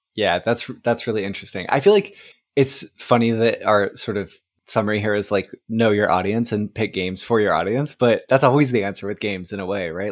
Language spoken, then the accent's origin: English; Oregon, United States; also born or lived in Texas; now in East Coast, United States; I grew up in Oregon on the West Coast and I live, now live on the East Coast